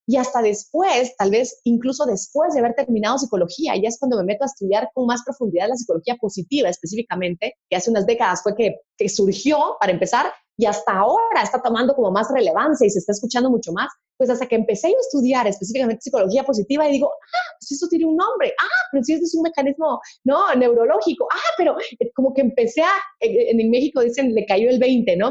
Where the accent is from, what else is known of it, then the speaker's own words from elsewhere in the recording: Guatemala; a las guatemaltecas nos dicen chapines